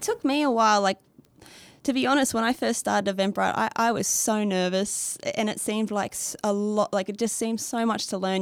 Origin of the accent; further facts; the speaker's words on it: Australia; accent: Australian; moved away as an adult; also born or lived in Beijing, China / Canada / Sweden; now in Nashville, United States; I, um, from Australia, not America, as the accent can tell.